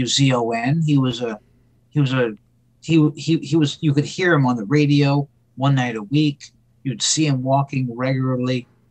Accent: Bangor, Maine, United States; when it comes to growing up in Bangor

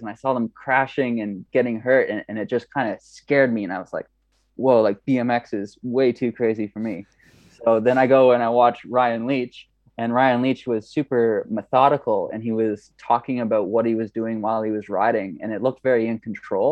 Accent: Kingston, Ontario, Canada; I'm from Ontario, a town called Kingston.

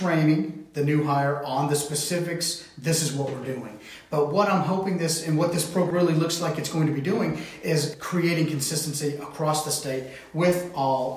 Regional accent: Tennessee, United States; we are from Tennessee.

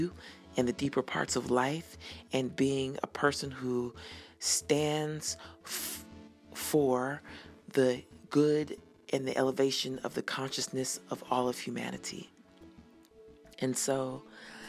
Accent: Denver, Colorado, United States; moved away; I was born and raised in Denver

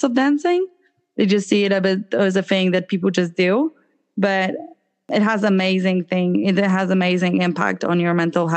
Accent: Poland; moved away as an adult; now in Dublin, Ireland; I'm from Poland myself.

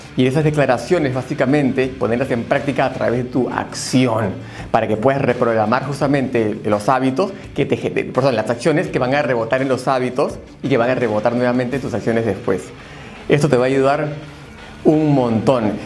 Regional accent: Peru; Yo soy peruano

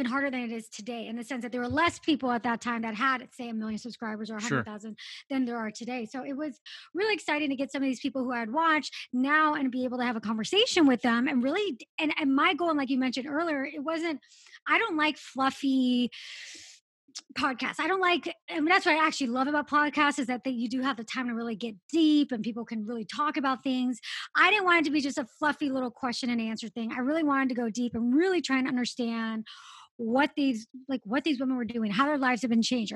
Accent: Los Angeles, California, United States; I grew up in Los Angeles

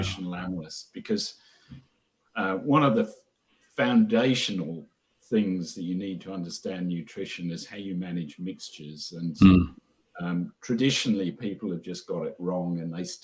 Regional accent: Queensland, Australia; moved away as an adult; also born or lived in London / Oxford; I'm a Queenslander

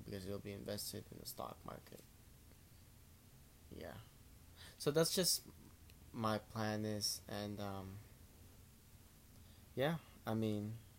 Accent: Philippines; I grew up in the Philippines.

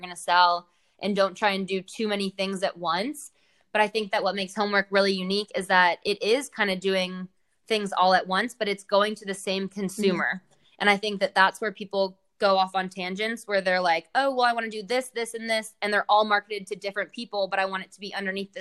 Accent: Charlotte, North Carolina, United States; also born or lived in Connecticut; I grew up here

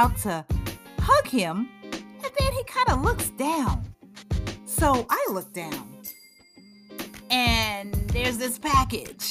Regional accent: Charleston, South Carolina, United States; my hometown of beautiful Charleston, South Carolina

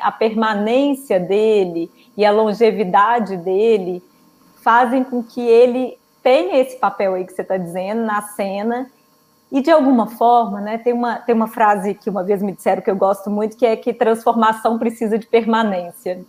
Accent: Belo Horizonte, Minas Gerais, Brazil; moved away as an adult; also born or lived in São Paulo; voltei para Belo Horizonte, que é minha cidade natal

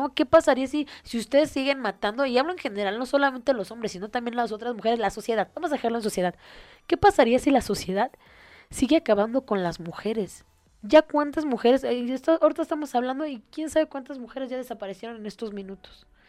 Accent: Mexico; los mexicanos tendemos a ser muy chistosos y sacar broma de todo

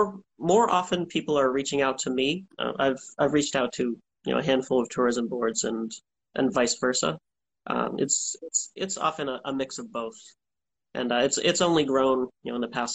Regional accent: Norton, Massachusetts, United States; So I grew up south of Boston, in a town called Norton. It's a small town.

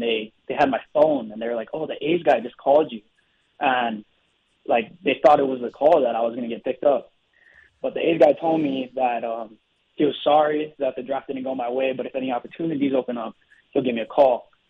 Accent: Hawaii, United States; moved away as an adult; I was raised in Hawaii.

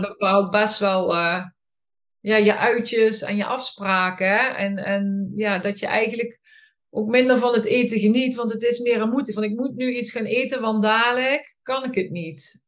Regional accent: Boxmeer, North Brabant, Netherlands; ik kom uit Boksmeer en daar woon ik met mijn man

